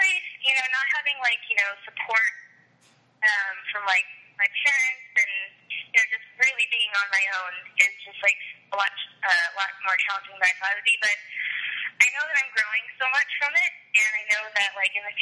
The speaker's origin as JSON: {"language": "English", "area": "Orange County", "region": "California", "country": "United States", "said": "I'm 21. I'm from Orange County, California"}